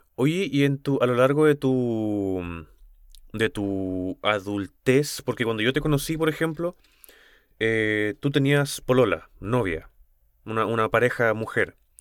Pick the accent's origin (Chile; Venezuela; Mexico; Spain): Chile; como cultura chilena